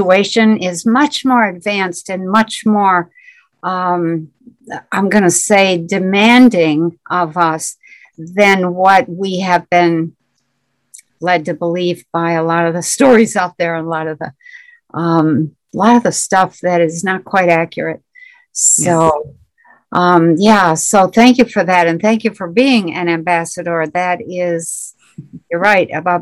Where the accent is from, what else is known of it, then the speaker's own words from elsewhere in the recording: Michigan, United States; I am from Michigan in the U.S.